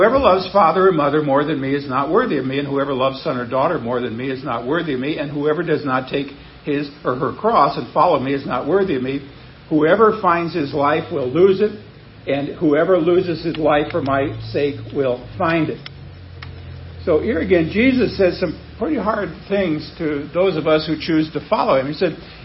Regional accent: Nebraska, United States; moved away; I grew up in Nebraska where it's cold

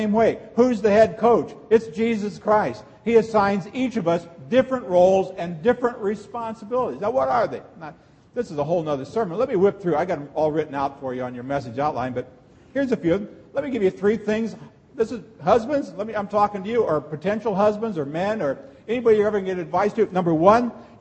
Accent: Texarkana, United States; I'm from Texarkana

